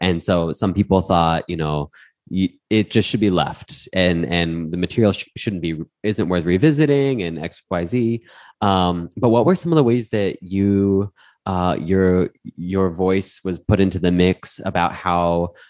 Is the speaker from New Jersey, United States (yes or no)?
no; Miami, Florida, United States; I'm from Miami, you know?